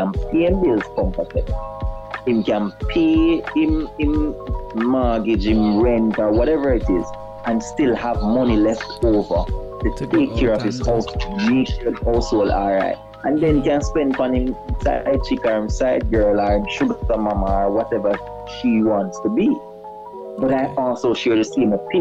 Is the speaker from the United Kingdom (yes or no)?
no; Jamaica; I'm from Jamaica, most beautiful country in the world